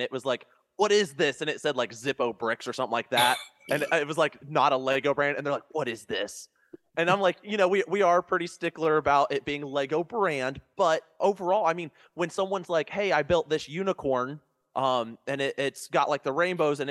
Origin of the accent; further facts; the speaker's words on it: Ohio, United States; I'm from Ohio